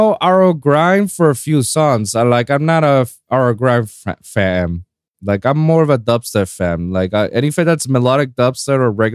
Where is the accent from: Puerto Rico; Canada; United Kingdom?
Puerto Rico; moved away; my hometown in Puerto Rico